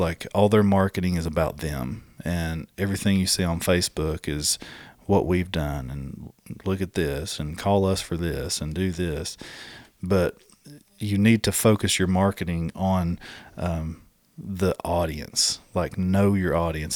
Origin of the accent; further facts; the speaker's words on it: Southeast, United States; It's only because I'm from the Southeast.